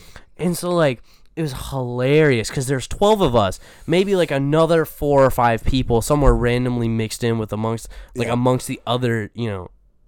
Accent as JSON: {"language": "English", "region": "Texas", "country": "United States", "moved": "as an adult", "lives_now": "Iowa, United States", "said": "I'm from Texas, so yeah. I'm used to Southern culture."}